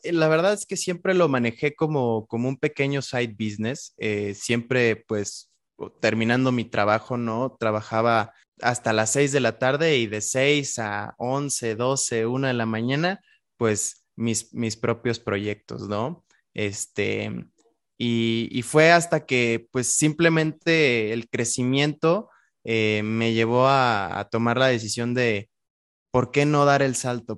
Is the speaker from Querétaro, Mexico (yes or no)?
yes; Querétaro, Mexico; cuando regreso a Querétaro, que es de donde soy